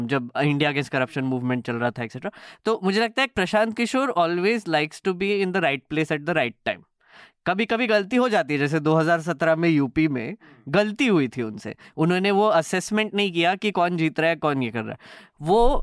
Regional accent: Nagpur, Maharashtra, India; मैं तो नागपुर से आता हूँ

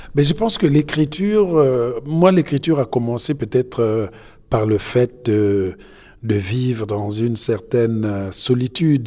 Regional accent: Republic of the Congo; also born or lived in France; now in United States; je suis congolais

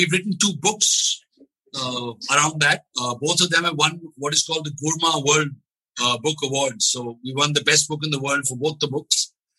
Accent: India

